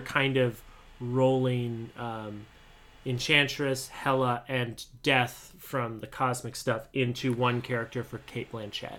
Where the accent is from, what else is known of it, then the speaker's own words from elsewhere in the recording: Montana, United States; I'm from Montana